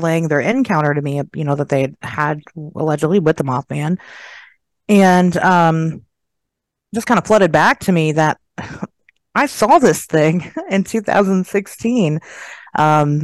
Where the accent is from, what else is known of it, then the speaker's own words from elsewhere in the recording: Dayton, Ohio, United States; I'm from Dayton, Ohio, and it's basically Germantown, Ohio, smaller than that even